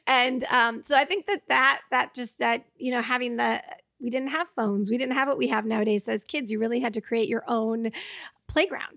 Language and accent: English; Georgetown, Massachusetts, United States; moved away as an adult; also born or lived in Albuquerque; now in Los Angeles, United States; I grew up in Georgetown